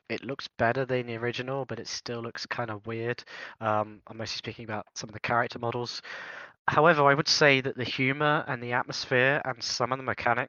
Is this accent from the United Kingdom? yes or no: yes; England, United Kingdom; obviously being English.